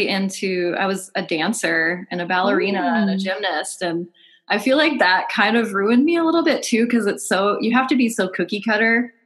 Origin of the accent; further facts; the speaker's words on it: Michigan, United States; now in Georgia, United States; I grew up in Michigan